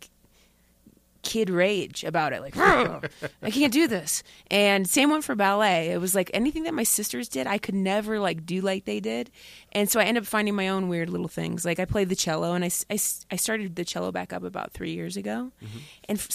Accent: Dayton, Ohio, United States; moved away; My family's in Dayton, Ohio

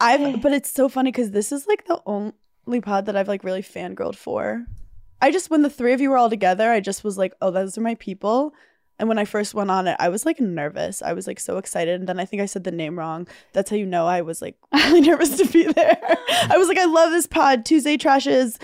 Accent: New York City, New York, United States; I'm a New Yorker, I don't drive.

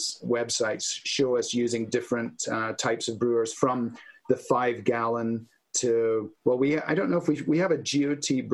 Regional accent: Scotland, United Kingdom; moved away; Scotland, in my home country

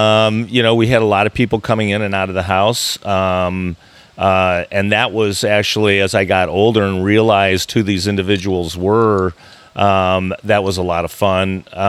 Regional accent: Chicago, Illinois, United States; I don't think it was too much different than any of the kids growing up in Chicago.

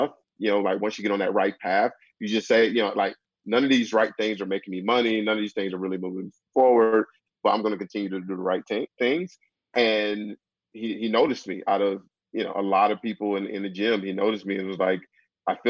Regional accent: Decatur, Georgia, United States; moved away as an adult; also born or lived in Kansas; I'm from Decatur, Georgia, which is about 10, 15 minutes outside of Atlanta. Grew up there

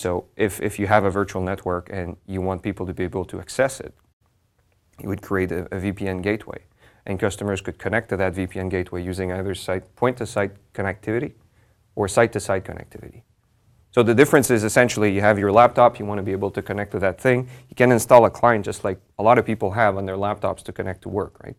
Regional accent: Montreal, Quebec, Canada; I'm from Montreal

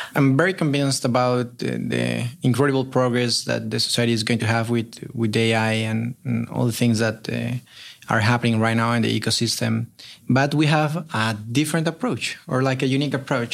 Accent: Colombia; moved away as an adult; also born or lived in Chile; now in Berkeley, United States; I'm originally from Colombia

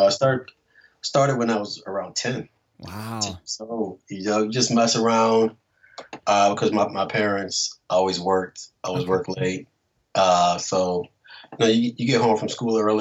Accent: New Orleans, Louisiana, United States; I'm from New Orleans

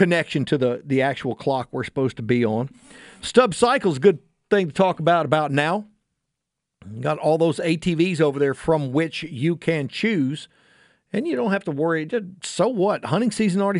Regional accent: Houston, Texas, United States; when I was a little kid, very small child growing up in Sharpstown

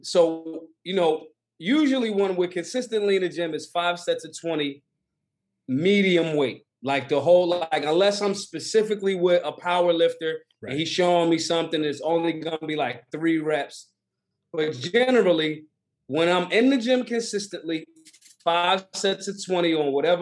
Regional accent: Philadelphia, Pennsylvania, United States; I'm from Philly.

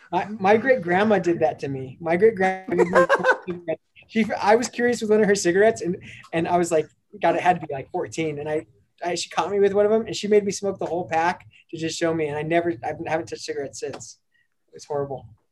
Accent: Denver, Colorado, United States; grew up in North Denver, um, born and raised on, on, the playgrounds

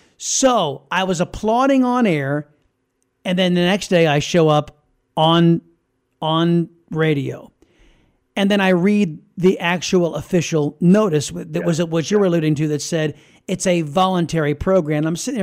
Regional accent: United States; I'm an American. I don't want to go to Washington.

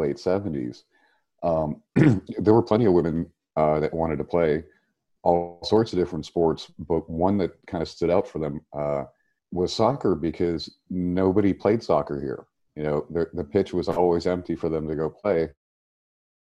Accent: outside of Pittsburgh, Pennsylvania, United States; moved away as an adult; now in Chicago, United States; Oh, I grew up in outside of Pittsburgh, but I've been in Chicago for 25

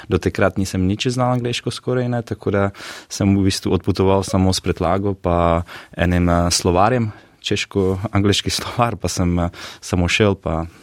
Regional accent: Czechia; Slovenian is a second language; prihajam z Češke. Z mojco smo se spoznali na Novi Zelandiji že nekaj 11 let nazaj.

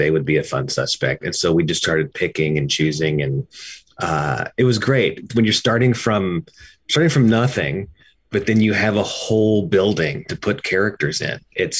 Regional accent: Kentucky, United States; I'm from Kentucky, and my wife was living in Bardstown when we met.

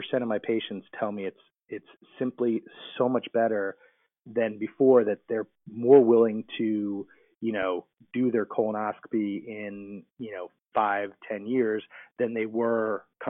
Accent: New Jersey, United States; moved away as an adult; also born or lived in Michigan; now in Whiteville, United States; I grew up in New Jersey and went to school in Michigan and then went back to New Jersey

